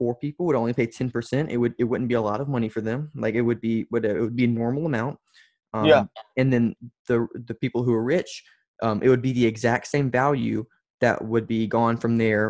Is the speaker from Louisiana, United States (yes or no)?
yes; Louisiana, United States; I come from Louisiana, where everyone's a Republican